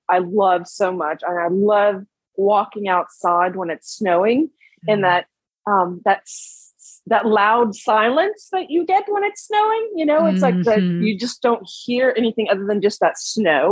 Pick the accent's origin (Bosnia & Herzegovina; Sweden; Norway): Norway; Oslo; moved away; also born or lived in Tjøme, Vestfold, Norway / Texas, United States; I was born in Oslo, which is the capital